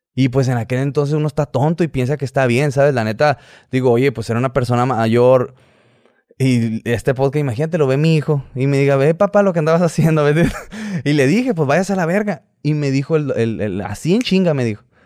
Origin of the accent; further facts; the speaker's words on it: Hermosillo, Sonora, Mexico; soy de Hermosillo, Hermosillo, Sonora